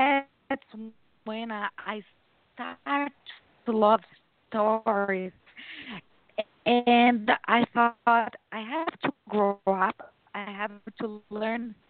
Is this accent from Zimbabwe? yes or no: no; Brazil; I was born in Brazil. I'm a Brazilian.